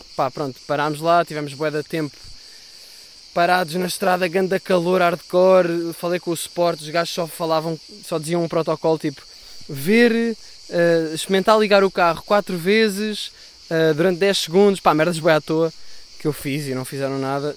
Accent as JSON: {"language": "Portuguese", "town": "Sintra", "region": "Lisbon", "country": "Portugal", "said": "eu sou de Sintra"}